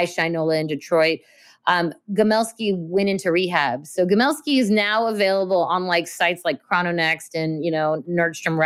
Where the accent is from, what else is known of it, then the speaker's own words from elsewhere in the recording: Russia; moved away; also born or lived in Belarus (ancestry); I was born in Russia